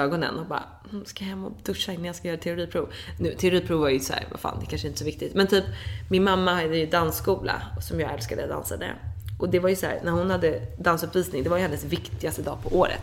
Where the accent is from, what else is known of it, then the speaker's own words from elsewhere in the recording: Dalarö, Stockholm County, Sweden; also born or lived in London; jag är uppvuxen på Dalarö